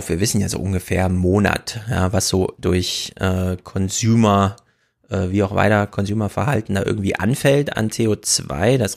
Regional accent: North Rhine-Westphalia, Germany; Ich komme aus dem Sauerland, also bei uns scheint die Sonne nachts nicht.

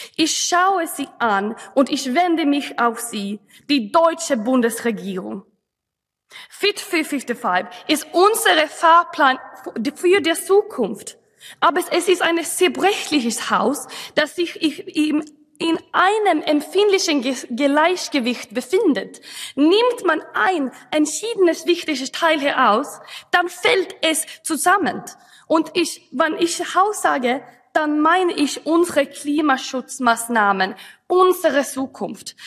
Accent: Sweden; German is a second language; als Schwedin

